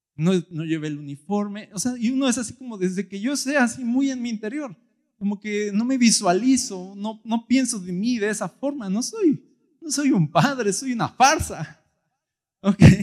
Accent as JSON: {"language": "Spanish", "country": "Mexico", "said": "yo soy mexicano"}